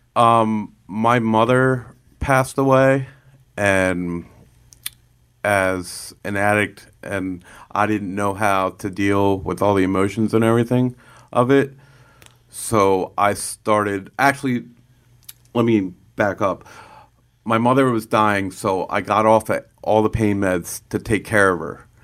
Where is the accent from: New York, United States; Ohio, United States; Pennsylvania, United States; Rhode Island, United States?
Pennsylvania, United States; Lancaster; I was, uh, born and raised in Lancaster